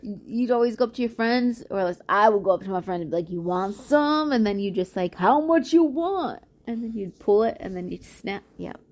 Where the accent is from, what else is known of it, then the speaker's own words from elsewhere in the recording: Chicago, Illinois, United States; I grew up in Chicago